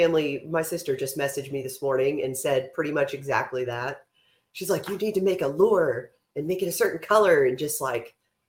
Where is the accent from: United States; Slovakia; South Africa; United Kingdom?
United States; Pittsburgh, Pennsylvania; now in Texas, United States; we're originally from Pittsburgh, Pennsylvania.